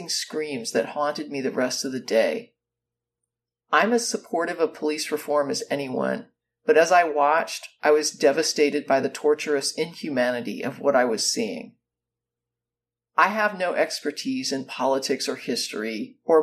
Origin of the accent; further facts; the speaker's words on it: United States; Growing up in the United States, I was always taught through lessons in The Birth of Our Nation